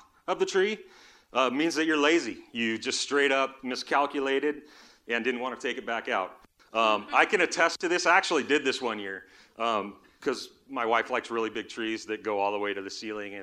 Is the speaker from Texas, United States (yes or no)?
no; Southern California, United States; When I was a kid, we grew up in Southern California.